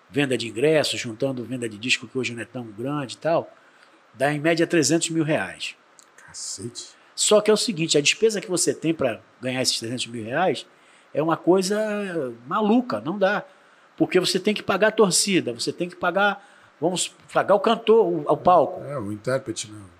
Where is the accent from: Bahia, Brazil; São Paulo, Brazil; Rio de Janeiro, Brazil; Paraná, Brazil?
São Paulo, Brazil; São Vicente; Pô, eu sou da minha terra, pô, sou, sou de São Vicente, né?